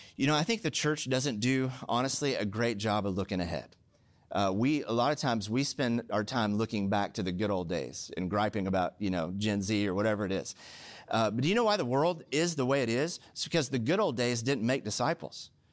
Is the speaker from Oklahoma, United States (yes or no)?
yes; Oklahoma, United States; now in Southern California, United States; I'm from Oklahoma